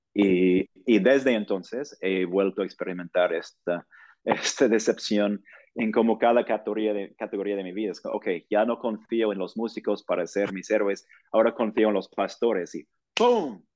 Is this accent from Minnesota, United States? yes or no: no; Portland, Oregon, United States; Spanish is a second language; moved away as an adult; also born or lived in Virginia / New York / Los Angeles; now in Mexico City, Mexico; yo soy de Portland, Oregon, del noroeste de los Estados Unidos